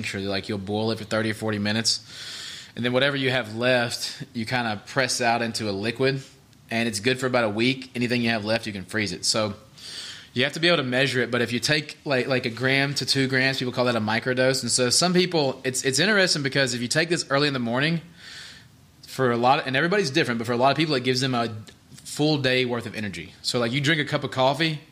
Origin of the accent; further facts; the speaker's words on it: the South, United States; growing up in the South